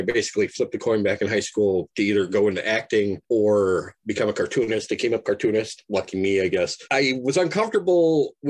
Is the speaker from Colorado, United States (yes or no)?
no; Minnesota, United States; I am from Minnesota